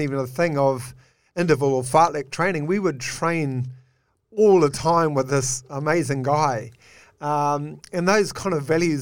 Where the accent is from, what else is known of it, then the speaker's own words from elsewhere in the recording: Whangarei, Northland, New Zealand; I grew up in Whangarei in a suburb, clearly, Carmo